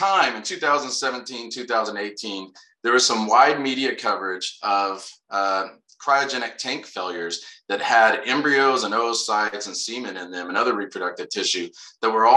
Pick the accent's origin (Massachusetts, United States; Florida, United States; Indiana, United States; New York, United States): Indiana, United States; Anderson; moved away as an adult; also born or lived in Hohenfels, Germany; I grew up in a place called Anderson, Indiana, a little north of Indianapolis